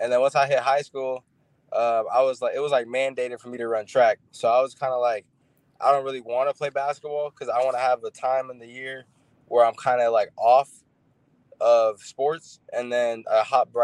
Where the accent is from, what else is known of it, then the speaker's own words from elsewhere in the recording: Tucson, Arizona, United States; now in Phoenix, United States; I grew up mostly in Tucson.